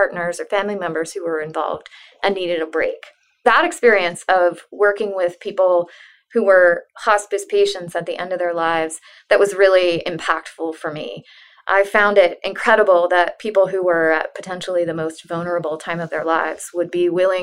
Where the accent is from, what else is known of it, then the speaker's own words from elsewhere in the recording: Central Florida, United States; I grew up in Central Florida.